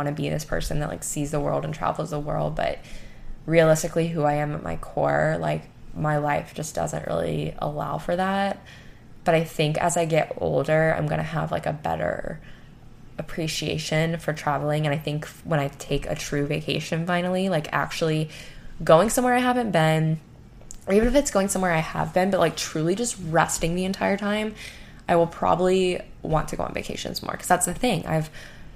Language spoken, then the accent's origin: English; Gulf of Mexico, Gulf Coast, United States; growing up on the Gulf of Mexico